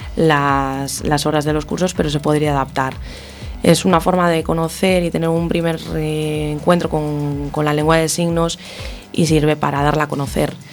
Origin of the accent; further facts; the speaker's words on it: Ferrol, Galicia, Spain; en Ferrol, por ejemplo, que es de donde soy yo